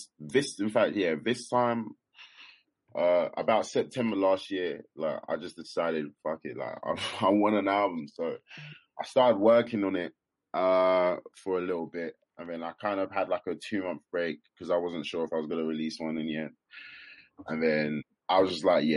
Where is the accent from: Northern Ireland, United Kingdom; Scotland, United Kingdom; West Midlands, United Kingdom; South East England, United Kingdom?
South East England, United Kingdom; Kent; moved away as an adult; now in London, United Kingdom; I'm originally from Kent, but right now I'm living in London.